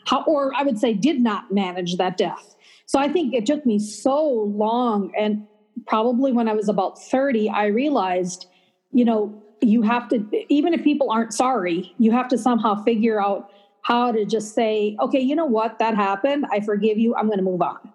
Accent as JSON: {"language": "English", "town": "Minneapolis", "region": "Minnesota", "country": "United States", "tie": "born or raised there", "also_born_or_lived": "Chandigarh, Punjab, India", "said": "i was born in a city called chandigarh which is the capital of that state and then we arrived to minneapolis on uh, 19 in 1963 thanksgiving day"}